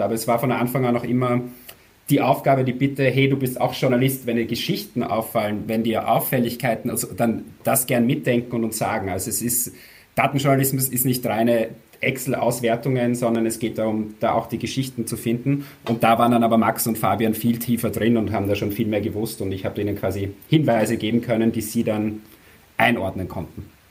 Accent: Austria; vielleicht hört man es eh, ich bin aus Österreich

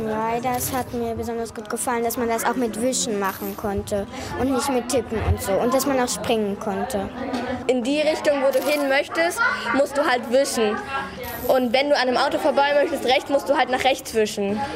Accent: Bulgaria; moved away; wo ich geboren bin, also in Bulgarien.

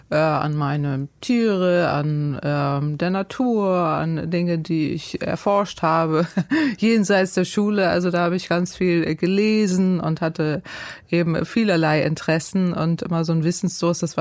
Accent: Northern Germany, Germany; Ich bin ja Norddeutsche

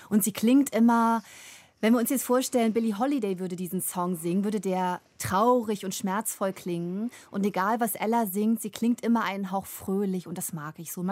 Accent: East Germany, Germany; born there; also born or lived in Ruhr; now in Cologne, Germany; Ich bin im Osten geboren, ich bin in einer komplett weißen Familie aufgewachsen. Ich bin dann in den Westen gezogen und habe im Ruhrgebiet studiert und lebe in Köln.

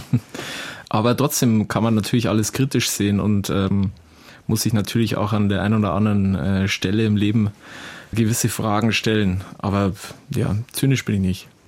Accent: Southern Germany, Germany; Italien äh, an sich für uns als äh, Süddeutsche ist natürlich ein beliebtes Urlaubs- und Reiseziel.

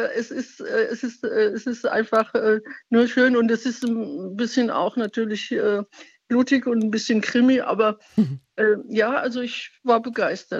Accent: Iran; now in Speyer, Germany; ich bin Iranerin oder stamme aus dem Iran

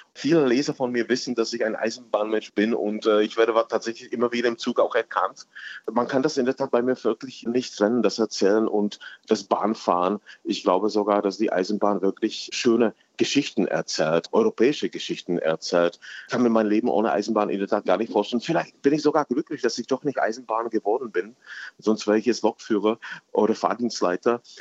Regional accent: edge of the Königgrätz battlefield, Hradec Králové Region, Czechia; German is a second language; now in Berlin, Germany; ich bin tatsächlich am Rand von diesem Schlachtfeld aufgewachsen

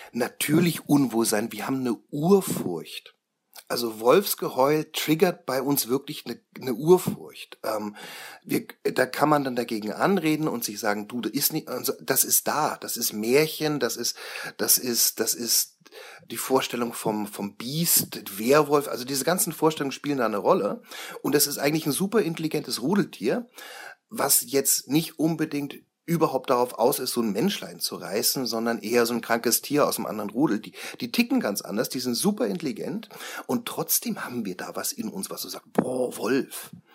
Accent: Franconia, Bavaria, Germany; bei uns in Franken

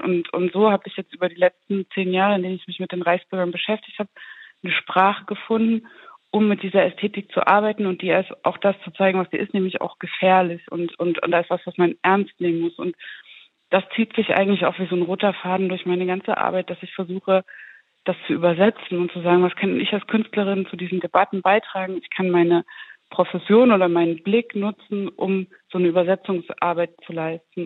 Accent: the area between Zwickau and Schneeberg, Saxony, Germany; ich bin ja aus Sachsen, ich bin aus der Region zwischen Zwickau und Schneeberg

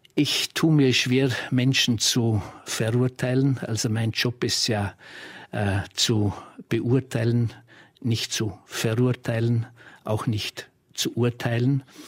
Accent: Austria; bei uns in Österreich

